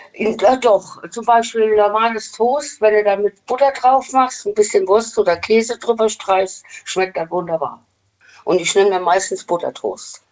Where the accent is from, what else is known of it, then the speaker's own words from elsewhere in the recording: Westerwald, Rhineland-Palatinate, Germany; Aus dem Westerwald